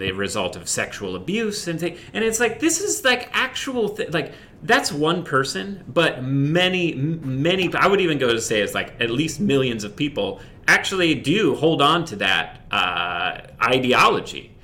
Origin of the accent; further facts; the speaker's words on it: Indiana, United States; I grew up in the Midwest in Indiana